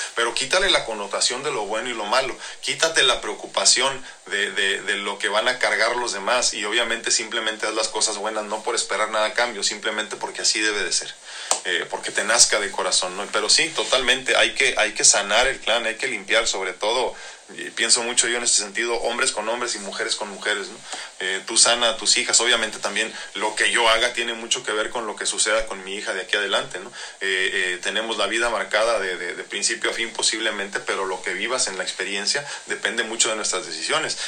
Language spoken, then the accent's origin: Spanish; Mexico